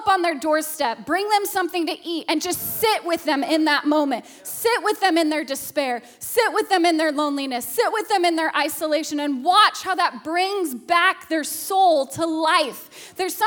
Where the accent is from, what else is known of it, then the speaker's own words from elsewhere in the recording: Alaska, United States; a child who was abused growing up in Alaska